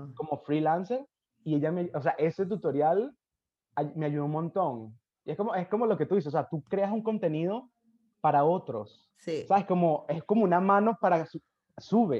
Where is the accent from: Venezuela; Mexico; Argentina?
Venezuela; moved away; cuando salí de Venezuela